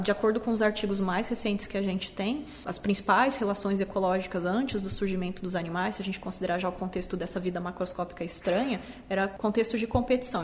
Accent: Campo Grande, Mato Grosso do Sul, Brazil; sou de Campo Grande

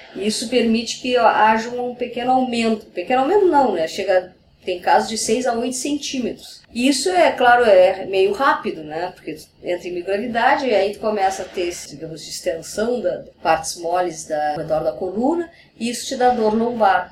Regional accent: Brazil; como brasileira

